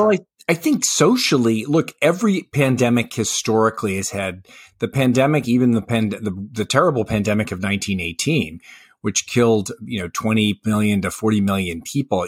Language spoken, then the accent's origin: English; Colorado, United States; my home state of Colorado